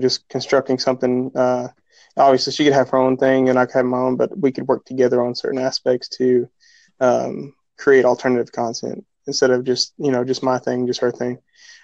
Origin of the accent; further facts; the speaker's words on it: Kentucky, United States; I'm from Kentucky. Me and my family are